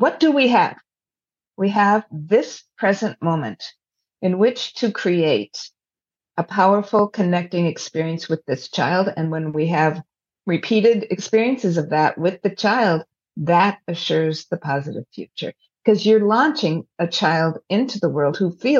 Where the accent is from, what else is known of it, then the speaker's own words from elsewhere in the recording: United States; we are very future oriented as an American society